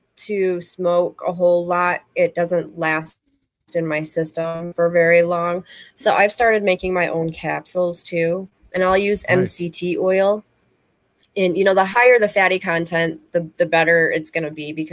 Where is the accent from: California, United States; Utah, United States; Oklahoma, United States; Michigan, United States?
Michigan, United States; moved away as an adult; now in Florida, United States; I'm from Michigan originally, so we were allowed to grow